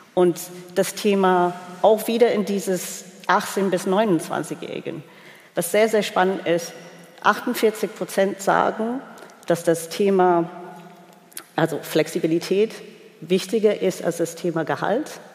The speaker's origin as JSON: {"language": "German", "region": "England", "country": "United Kingdom", "moved": "yes", "said": "als Engländerin"}